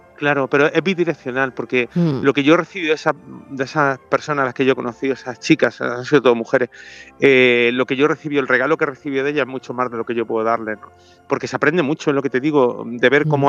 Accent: Granada, Andalusia, Spain; moved away; Mi tierra

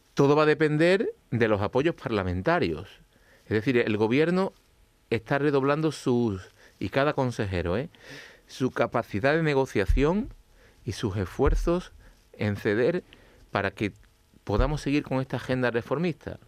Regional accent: Andalusia, Spain; los andaluces somos los españoles más concienciados con la vacunación

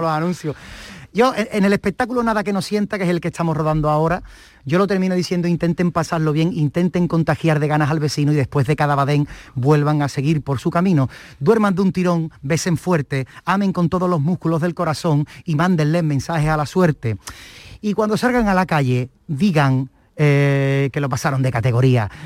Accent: Cádiz, Andalusia, Spain; yo soy del barrio de la Viña

